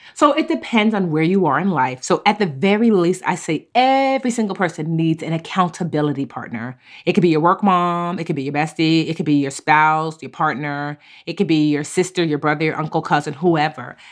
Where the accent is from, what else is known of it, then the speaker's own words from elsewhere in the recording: Newark, New Jersey, United States; bookstore in my hometown called Source of Knowledge. It's an amazing Black-owned bookstore in Newark.